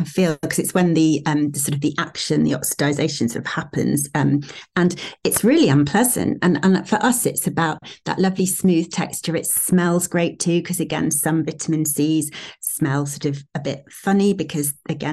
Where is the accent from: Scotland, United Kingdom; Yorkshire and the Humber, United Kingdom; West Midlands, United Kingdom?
Yorkshire and the Humber, United Kingdom; Sheffield; moved away; we're originally from Sheffield